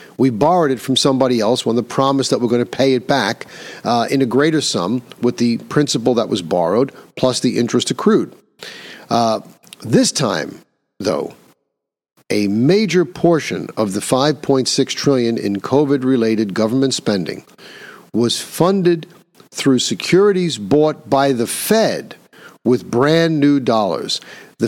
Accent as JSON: {"language": "English", "region": "New York", "country": "United States", "tie": "born or raised there", "said": "Here in my home state of New York"}